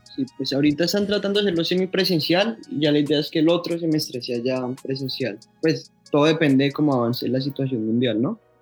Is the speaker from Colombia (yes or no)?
yes; Bogotá, Colombia; Yo soy de Bogotá, yo soy rolo, rolo